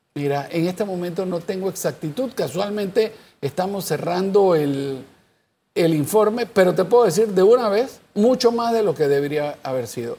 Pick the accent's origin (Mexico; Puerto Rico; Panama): Panama; yo soy panameño